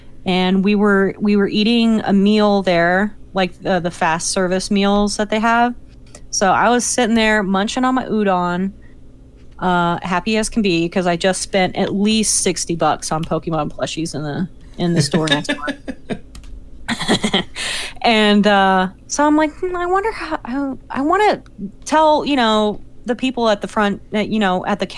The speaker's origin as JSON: {"language": "English", "region": "West Virginia", "country": "United States", "tie": "born or raised there", "said": "I live here. I've lived here my entire life. Make fun of it all you want. Just don't make fun of me for being West Virginian."}